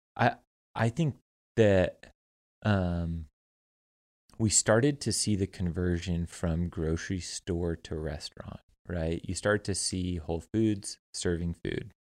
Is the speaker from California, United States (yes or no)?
yes; California, United States; moved away; I come from California